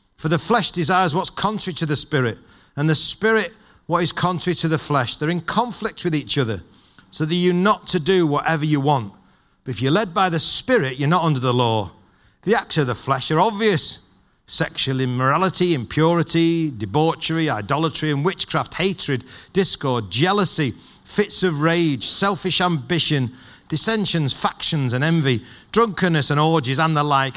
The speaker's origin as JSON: {"language": "English", "town": "Manchester", "region": "North West England", "country": "United Kingdom", "said": "I'm from Manchester and I'm a Manchester United fan"}